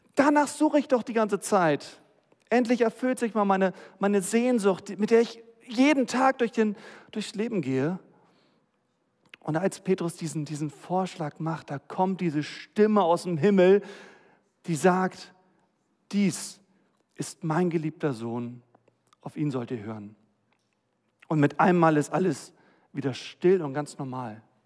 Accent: Germany; wir als Deutsche

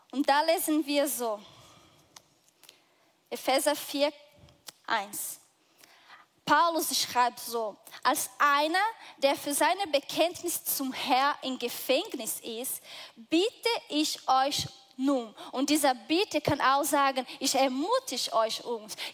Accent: Brazil; Ich bin Brasilianerin. Ich komme aus einem total anderen Teil der Welt.

